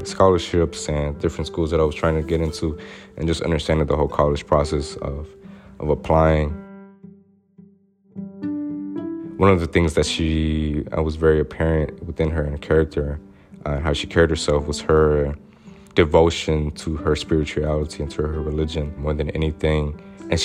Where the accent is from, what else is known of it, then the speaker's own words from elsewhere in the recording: Little Rock, Arkansas, United States; I was raised in Southwest Little Rock, which I say is the segregated part of Little Rock, Arkansas